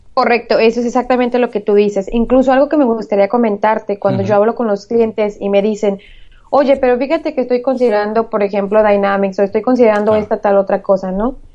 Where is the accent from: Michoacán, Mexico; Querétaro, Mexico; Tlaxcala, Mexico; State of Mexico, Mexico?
Michoacán, Mexico; moved away as an adult; now in United States; Yo soy originaria de Michoacán, México. Eh, bueno, me eduqué en México, toda mi carrera fue en México. Recientemente me vine a Estados Unidos